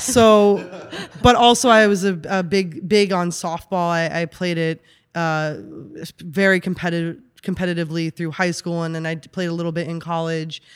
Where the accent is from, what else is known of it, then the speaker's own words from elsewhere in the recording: New York, United States; moved away as an adult; also born or lived in Austin, Texas; now in Los Angeles, United States; born and raised in New York